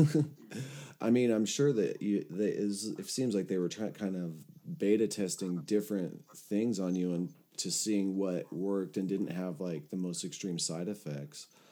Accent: Los Angeles, California, United States; I had moved back to my hometown of Los Angeles

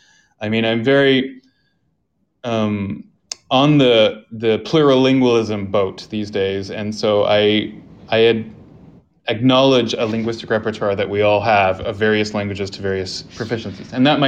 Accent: Canada; moved away as an adult; also born or lived in South Korea; yes, I'm Canadian, but I don't feel just Canadian. I feel everywhere guy.

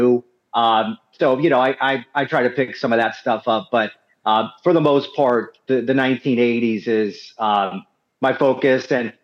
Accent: Orlando, Florida, United States; I'm 44 years old, and so I started watching wrestling in diapers. You know, I'm from Orlando, Florida

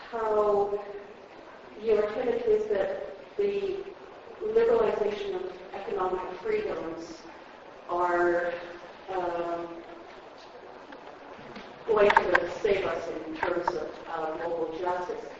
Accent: Alberta, Canada; up in the Peace region, um, my hometown has seen loss of businesses

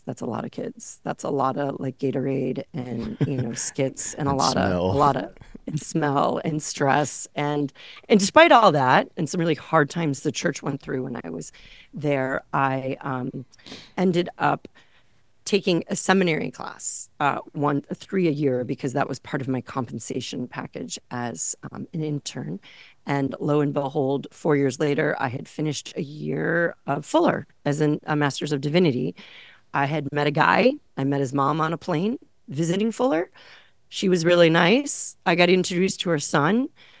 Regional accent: Illinois, United States; mostly men working in a community I grew up in the Chicago suburbs.

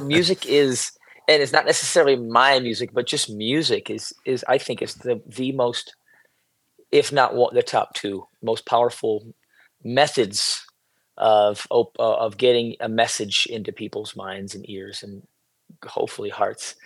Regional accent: United States; moved away as an adult; now in Israel; I was born and raised where I'm sitting right now.

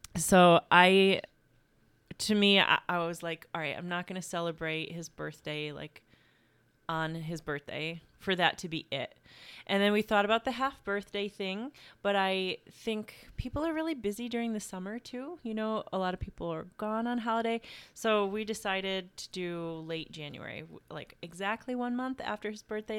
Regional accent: Carthage, New York, United States; I'm originally from Carthage, New York. And yeah, grew up in a small town, loved it so much

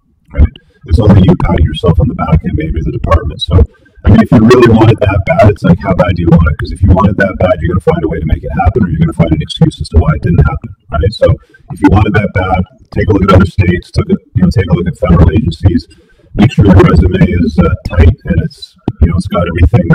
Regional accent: England, United Kingdom; I was born in England

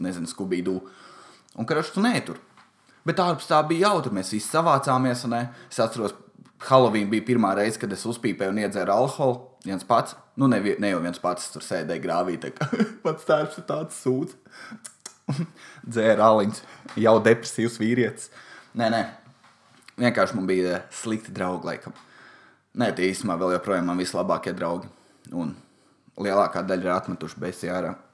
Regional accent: Valmiera, Valmiera Municipality, Latvia; Es esmu no Valmieras, man patīk tur Helovīna. Mums ir daudz privātu mājas

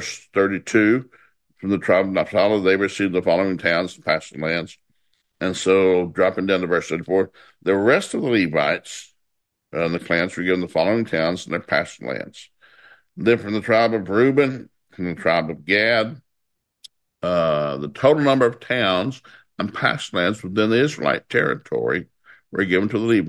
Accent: the South, United States; I grew up in the South

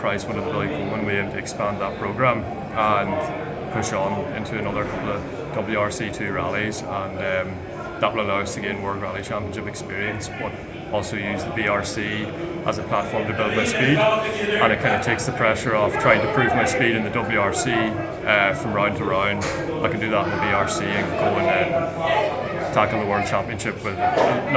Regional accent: Ireland; growing up in Ireland

